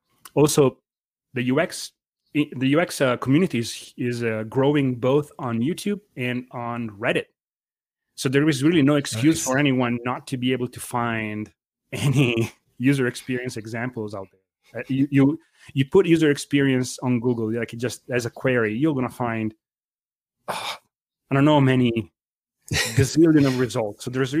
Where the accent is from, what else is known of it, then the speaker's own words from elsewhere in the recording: Lombardy, Italy; I am slightly outside of Milano. So my hometown, you know, my grandfather's, one was a blacksmith. The other one was in constructions. And their parents were farmers